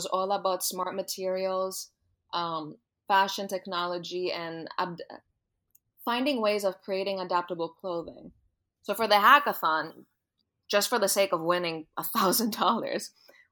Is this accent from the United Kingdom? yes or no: no; Greece; moved away; I was born and raised in Greece. So I went to high school in Greece